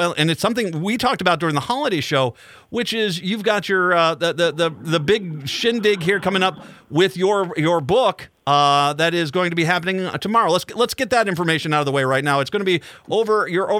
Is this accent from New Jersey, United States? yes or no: no; Minnesota, United States; as a Minnesotan.